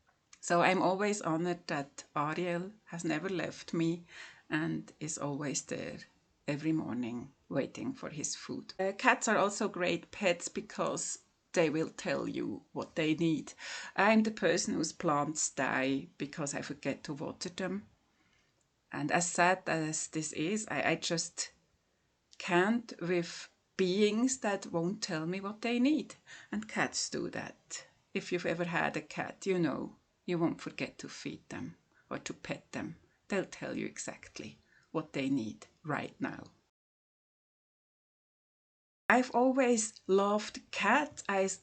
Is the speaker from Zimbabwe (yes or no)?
no; Switzerland; from Switzerland.